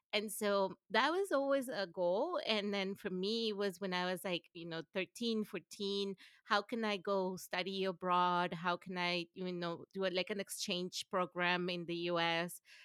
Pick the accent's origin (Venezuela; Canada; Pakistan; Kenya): Venezuela; English is a second language; moved away as an adult; also born or lived in Gainesville, Florida / College Station, Texas / Vienna / Detroit; now in United States; I grew up in Venezuela and lived in Venezuela until I was almost eighteen